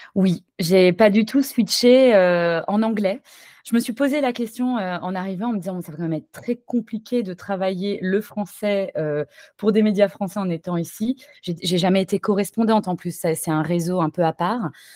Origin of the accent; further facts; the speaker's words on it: Paris, Île-de-France, France; moved away as an adult; also born or lived in Toulouse; now in San Francisco, United States; chez moi à Paris